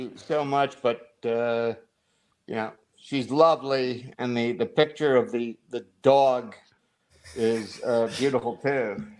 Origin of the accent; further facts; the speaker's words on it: New Jersey, United States; We are from New Jersey